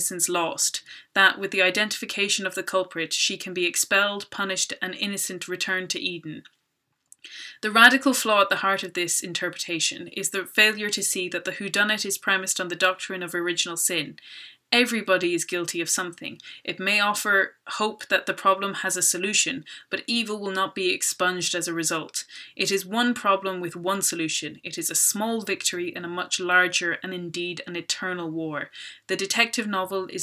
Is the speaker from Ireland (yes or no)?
yes; Dublin, Leinster, Ireland; I'm from Dublin